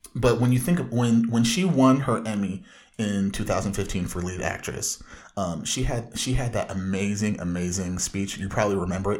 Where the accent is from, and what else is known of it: Southern California, United States